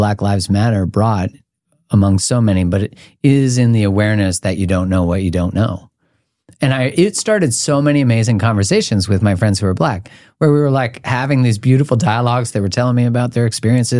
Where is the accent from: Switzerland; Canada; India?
Canada; I grew up in Canada